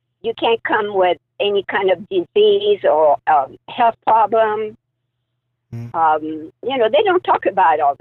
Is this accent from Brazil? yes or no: no; France; now in Anaheim, United States; I came from France